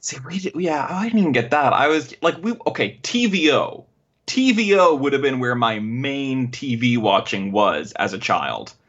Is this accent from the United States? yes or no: no; Canada; accent: Canadian; my Canadian accent